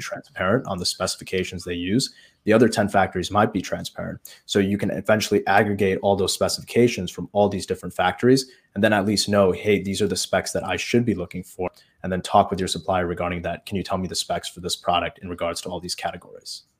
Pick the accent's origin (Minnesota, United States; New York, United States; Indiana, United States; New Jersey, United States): Indiana, United States; Chesterton; a foot doctor here in Chesterton. That's my hometown. and, it's in Indiana